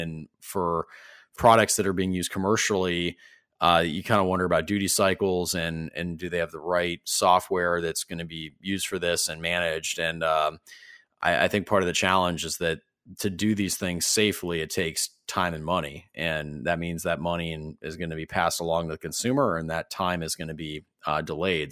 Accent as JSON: {"language": "English", "town": "Ferndale", "region": "Michigan", "country": "United States", "tie": "born or raised there", "said": "In my hometown in Metro Detroit and Ferndale"}